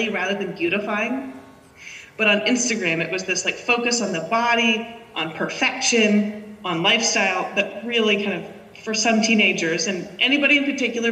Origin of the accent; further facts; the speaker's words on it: Cambridge, Massachusetts, United States; now in San Francisco, United States; I grew up in Cambridge, and I'm a proud graduate of the Cambridge Public Schools